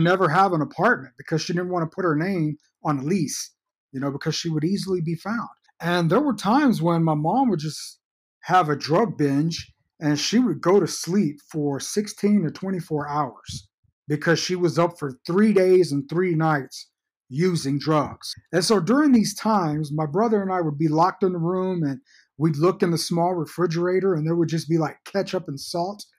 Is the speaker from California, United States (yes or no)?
no; Fort Worth, Texas, United States; born or raised there; also born or lived in Georgetown, Texas